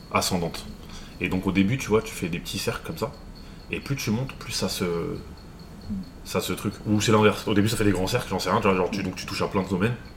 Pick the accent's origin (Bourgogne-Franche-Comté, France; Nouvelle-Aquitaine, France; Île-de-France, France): Île-de-France, France; Paris; Je suis parisien